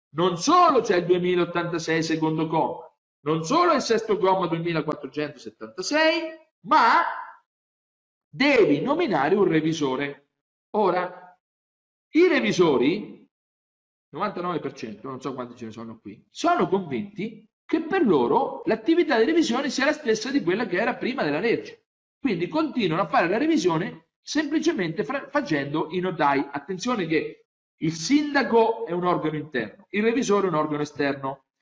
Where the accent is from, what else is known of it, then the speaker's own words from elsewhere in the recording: Grottazzolina, Marche, Italy; Al mio paese, a Grotta Zolina, io nel 1970, io avevo 7 anni